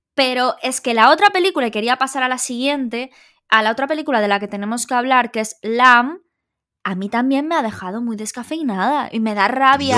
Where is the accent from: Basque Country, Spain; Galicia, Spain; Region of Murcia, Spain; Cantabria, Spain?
Galicia, Spain; somos gallegos